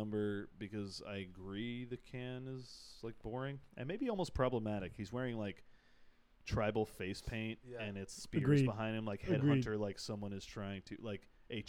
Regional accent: United States; But I'm an American, so I have that opinion

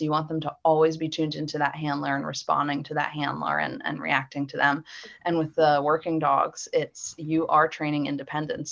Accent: Philadelphia, Pennsylvania, United States; now in Mechanicsburg, United States; I grew up in the suburbs of Philly

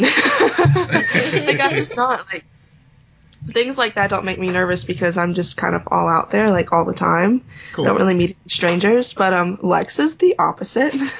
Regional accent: South Carolina, United States; moved away; I'm from South Carolina, so we don't have seafood festivals where I'm from

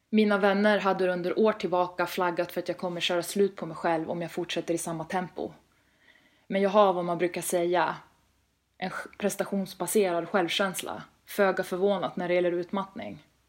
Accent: Västerås, Västmanland, Sweden; moved away as an adult; now in Stockholm, Sweden; Född och uppvuxen i Västerås, men rör mig mest i huvudstaden numera

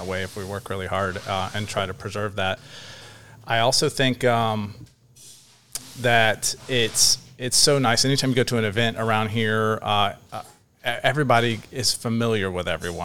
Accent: Green Cove Springs, Florida, United States; I've lived here my whole life. I was born in Green Cove Springs

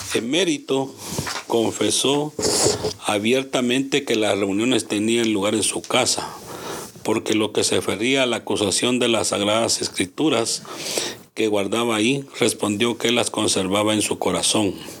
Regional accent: Guatemala; en mi país

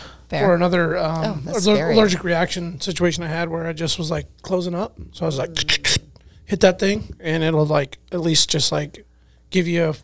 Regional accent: Alaska, United States; born and raised in Alaska

